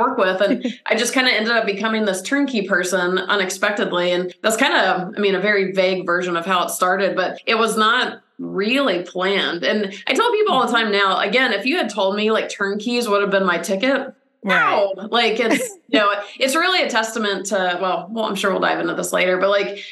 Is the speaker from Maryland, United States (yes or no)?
no; Atlanta, Georgia, United States; now in California, United States; I'm from Atlanta originally